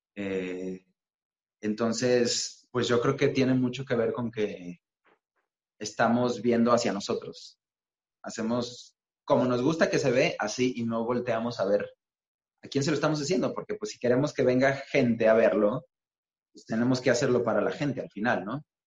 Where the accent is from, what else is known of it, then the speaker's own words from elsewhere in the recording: Mexico; lo que tenemos como mexicanos